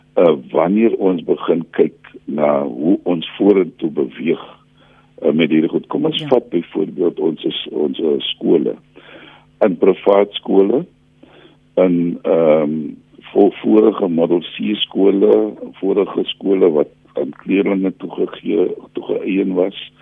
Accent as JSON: {"language": "Afrikaans", "country": "South Africa"}